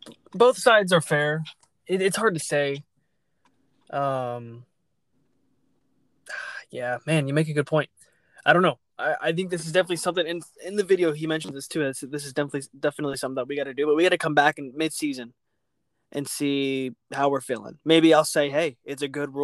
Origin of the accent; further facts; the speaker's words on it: Houston, Texas, United States; I'm from Houston